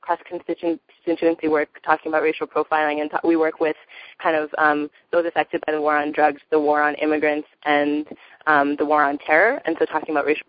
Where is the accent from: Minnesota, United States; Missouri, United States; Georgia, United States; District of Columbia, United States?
Georgia, United States; Atlanta; My family is Afro-Caribbean, comes from Guyana and from Puerto Rico. And I grew up in Atlanta